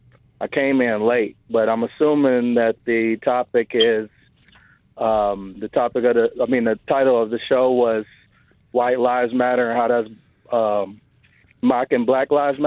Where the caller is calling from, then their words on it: Detroit, Michigan, United States; Not a lot. Detroit, Michigan.